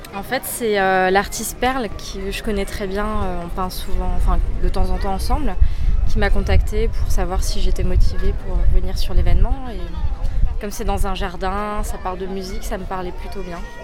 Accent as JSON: {"language": "French", "town": "Strasbourg", "region": "Grand Est", "country": "France", "said": "Je viens de Strasbourg"}